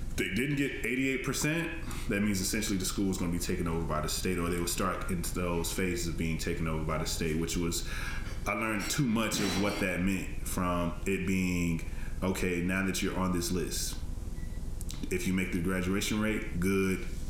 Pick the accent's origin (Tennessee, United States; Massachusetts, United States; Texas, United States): Tennessee, United States; I'm from Tennessee and I went to school in Tennessee